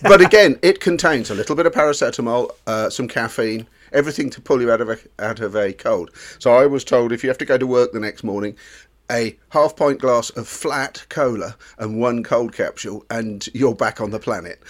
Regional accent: England, United Kingdom; We are English

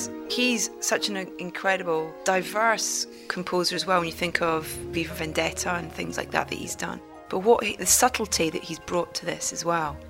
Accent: Scotland, United Kingdom; I'm Scottish

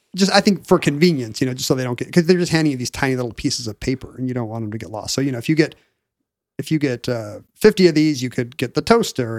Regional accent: Seattle, Washington, United States; growing up in Seattle in the seventies and eighties

